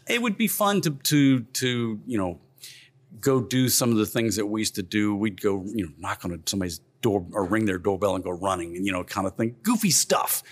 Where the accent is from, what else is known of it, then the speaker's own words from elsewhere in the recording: Morgan City, Louisiana, United States; now in Baton Rouge, United States; I grew up down in Morgan City